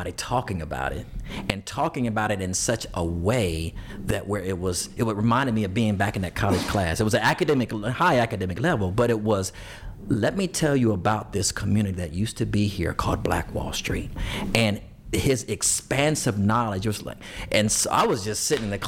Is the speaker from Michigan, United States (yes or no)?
no; Ohio, United States; moved away as an adult; now in Tulsa, United States; I'm from Ohio.